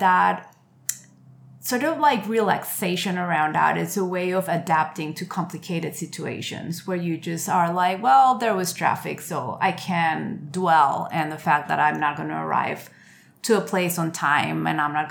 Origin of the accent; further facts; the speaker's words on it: Colombia; now in New York, United States; Growing in Colombia